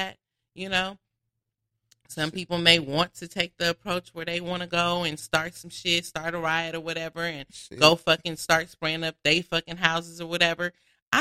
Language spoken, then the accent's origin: English; Inglewood, California, United States; I live in Inglewood. I'm from Inglewood. That's my hometown